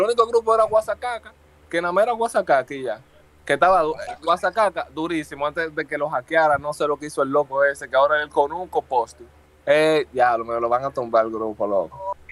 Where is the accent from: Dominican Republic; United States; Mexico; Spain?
Dominican Republic; Santo Domingo; yo nací en Santo Domingo, en Isidro, 100% capitaleño